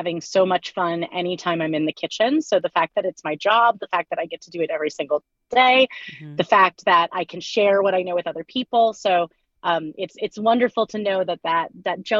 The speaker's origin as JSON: {"language": "English", "town": "Lawrence", "region": "Kansas", "country": "United States", "said": "I am from Lawrence, Kansas"}